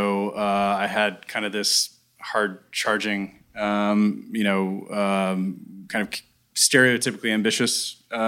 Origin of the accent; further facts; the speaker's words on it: Pittsburgh, Pennsylvania, United States; I grew up in Pittsburgh, a little bit outside of Pittsburgh